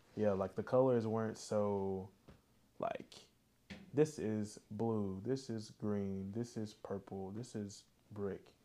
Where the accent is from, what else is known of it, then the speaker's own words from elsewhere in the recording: the South, United States; we're from the South